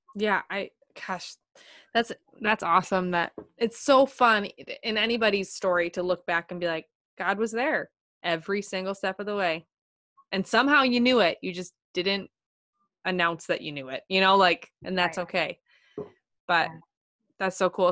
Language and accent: English; Minnesota, United States; I just love meeting fellow Minnesotans